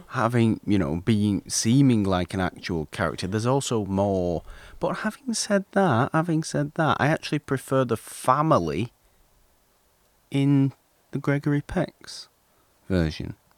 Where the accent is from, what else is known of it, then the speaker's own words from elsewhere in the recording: United Kingdom; I'm British